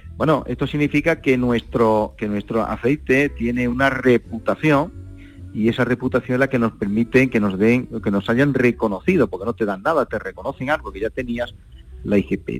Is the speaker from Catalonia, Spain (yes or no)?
no; Torre del Campo, Andalusia, Spain; mi pueblo, de Torre del Campo